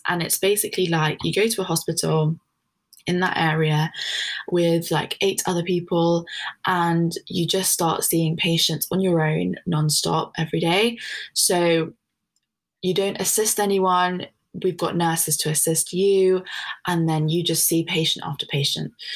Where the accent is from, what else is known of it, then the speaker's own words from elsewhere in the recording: London, United Kingdom; moved away as an adult; now in Leeds, United Kingdom; I'm actually from London, and I didn't know how much I was going to like Leeds when I first came here